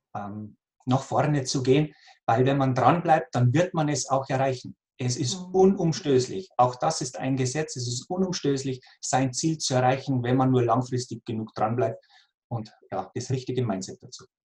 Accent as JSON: {"language": "German", "area": "near Passau", "region": "Lower Bavaria", "country": "Germany", "tie": "born or raised there", "moved": "yes", "lives_now": "Austria", "said": "ich bin in Niederbayern geboren, in der Nähe von Passau, wie man vielleicht auch mhm. aus meinem Dialekt erkennt."}